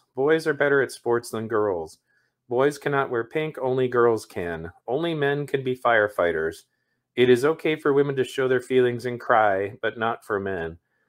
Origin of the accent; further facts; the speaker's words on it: Ireland; because I kind of studied a bit about, like, Celtic mythology when I was younger, because I'm Irish.